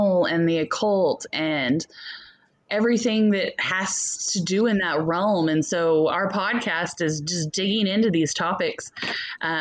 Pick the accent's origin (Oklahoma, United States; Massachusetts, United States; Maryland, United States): Oklahoma, United States; growing up in the Bible Belt of Oklahoma